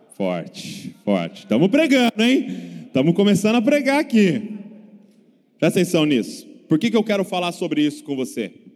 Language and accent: Portuguese; Bragança Paulista, São Paulo, Brazil; sou lá de Bragança Paulista, interior de São Paulo